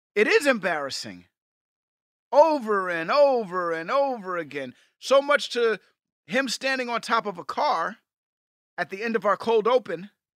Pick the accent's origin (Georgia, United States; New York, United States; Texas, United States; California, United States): New York, United States; moved away; I'm from New York